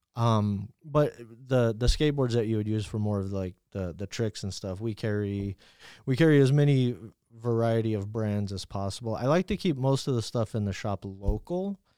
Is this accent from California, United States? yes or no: no; New Mexico, United States; I grew up in New Mexico